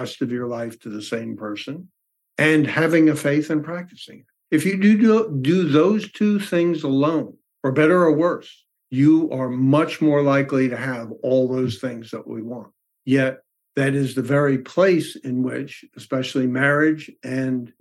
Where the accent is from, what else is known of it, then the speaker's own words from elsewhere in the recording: New York, United States; I was raised in New York